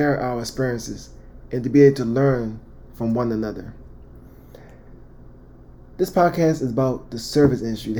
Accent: Baltimore, Maryland, United States; I'm originally from Baltimore, Maryland, born and raised

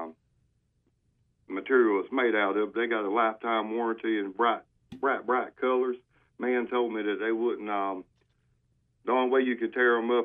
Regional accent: Wayne County, North Carolina, United States; I'm from Wayne County

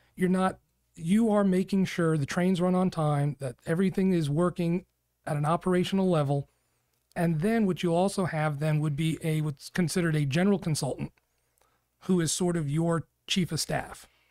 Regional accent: New York, United States; now in Arizona, United States; I grew up in New York.

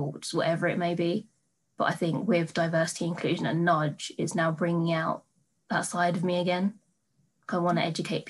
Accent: Crawley, South East England, United Kingdom; also born or lived in India (ancestry); where I'm from Crawley in Redhill

